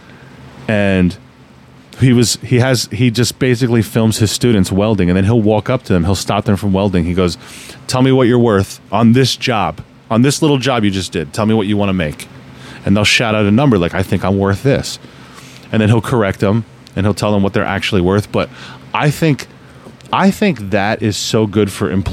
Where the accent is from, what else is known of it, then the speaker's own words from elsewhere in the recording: New Jersey, United States; I was born and raised in New Jersey. I was born and raised up here